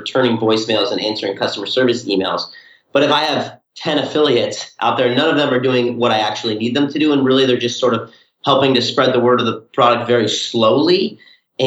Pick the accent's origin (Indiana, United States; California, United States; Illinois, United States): California, United States; Southern; we're from Southern California